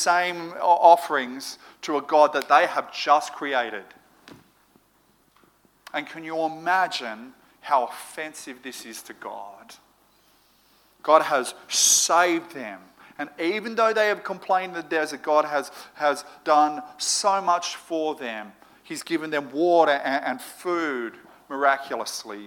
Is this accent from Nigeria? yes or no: no; Moree, New South Wales, Australia; now in Sydney, Australia; growing up in Moree